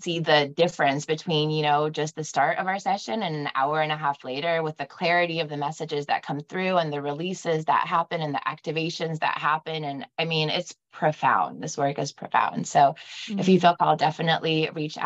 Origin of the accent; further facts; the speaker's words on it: Bay Area, California, United States; now in Scottsdale, United States; I was growing up in the Bay Area. So we had San Francisco to the north and Santa Cruz to the south